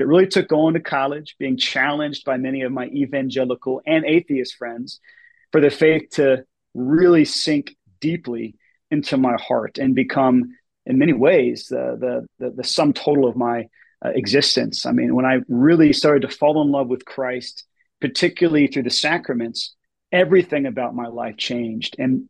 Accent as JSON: {"language": "English", "town": "Atlanta", "region": "Georgia", "country": "United States", "tie": "born or raised there", "said": "I grew up in Atlanta, which is a big city, a sprawling city."}